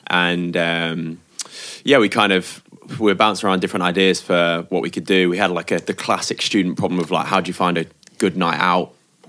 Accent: United Kingdom; also born or lived in Sheffield; Like we're both from the Midlands.

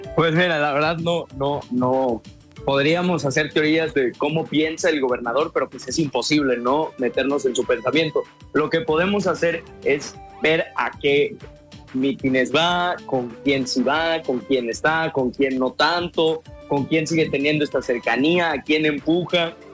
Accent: San Luis Potosí, Mexico; yo soy de San Luis Potosí

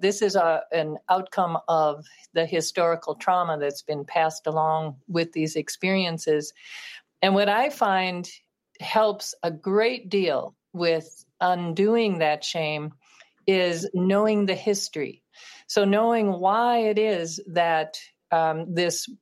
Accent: Minneapolis, Minnesota, United States; growing up in Minneapolis

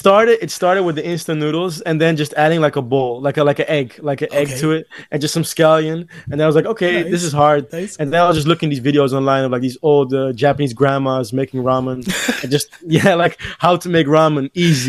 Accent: Amsterdam, North Holland, Netherlands; Okay, well … I'm a 22-year-old artist, born and raised in Amsterdam.

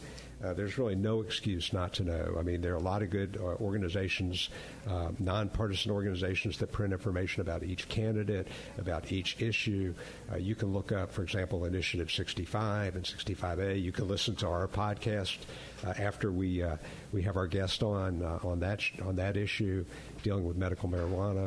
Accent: Atlanta, Georgia, United States; I grew up in Atlanta, and we all learned how to skate and play hockey when the Flames were there

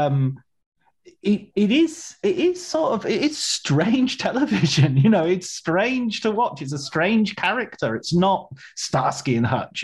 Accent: England, United Kingdom; I'm from England

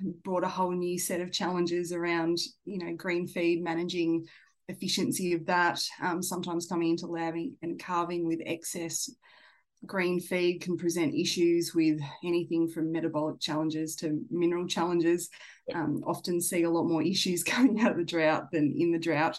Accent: Tasmania, Australia; moved away; I grew up in Tassie.

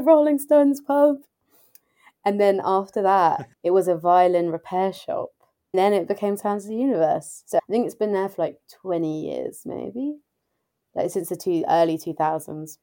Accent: England, United Kingdom; also born or lived in United States; now in London, United Kingdom; I was the only English person there

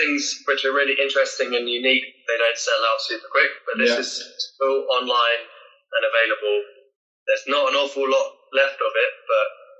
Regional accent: London, United Kingdom; You know, I'm from London. I don't want to have to really like leave the city to go and make cider

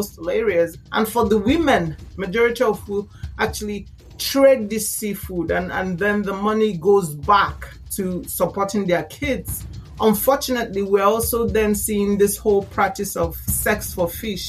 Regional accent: Nigeria; I am Nigerian

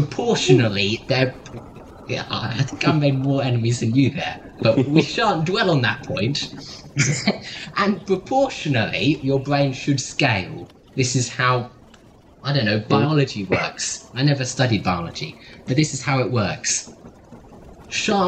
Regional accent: Australia; moved away; I come from Australia

